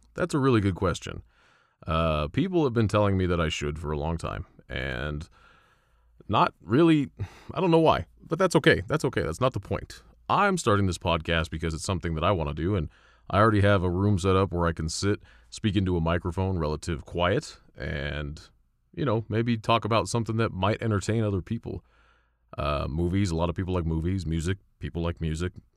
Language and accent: English; Colorado, United States; I'm from Colorado.